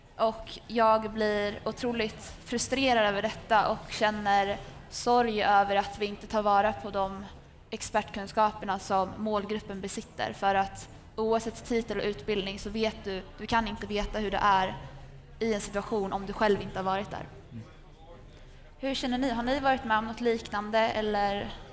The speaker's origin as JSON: {"language": "Swedish", "town": "Västerås", "region": "Västmanland", "country": "Sweden", "said": "är 22 år gammal och kommer från Västerås"}